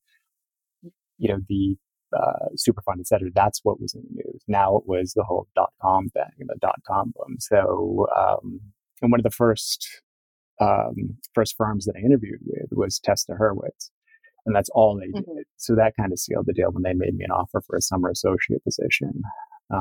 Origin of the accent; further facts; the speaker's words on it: Cape Cod, Massachusetts, United States; moved away; I grew up on the Cape, you know, very sort of environmentally aware and conscious.